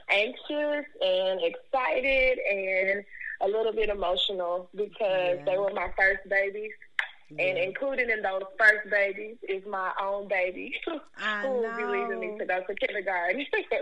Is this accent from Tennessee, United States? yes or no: yes; Memphis, Tennessee, United States; And I've grown up a little bit of everywhere. But right now I'm in Cordova. I graduated from Cordova High School.